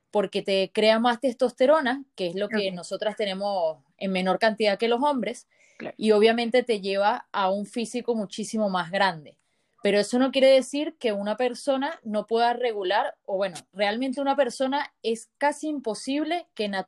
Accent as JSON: {"language": "Spanish", "country": "Venezuela", "also_born_or_lived": "Lechería, Venezuela", "moved": "yes", "lives_now": "La Serena, Chile", "said": "Nosotros somos venezolanos, eh, vivíamos en Lechería y ahora tenemos un año y medio viviendo acá en La Serena, en Chile"}